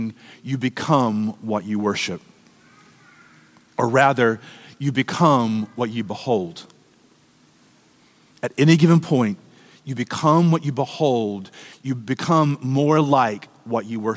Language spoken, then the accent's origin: English; United States; us as American Christians